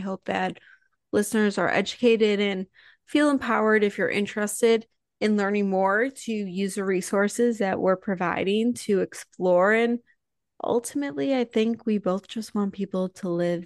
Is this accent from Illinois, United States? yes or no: yes; Highland Park, Illinois, United States; I'm from Highland Park